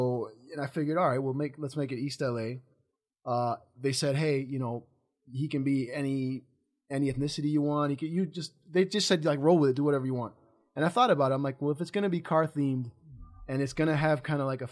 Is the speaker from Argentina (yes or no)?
yes; Argentina; also born or lived in Chicago, United States / Japan; now in Los Angeles, United States; growing up in Latin America and Argentina